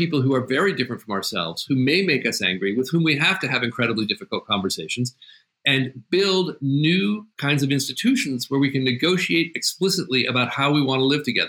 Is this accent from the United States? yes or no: yes; New England, United States; I'm from New England. My family was there for a long time.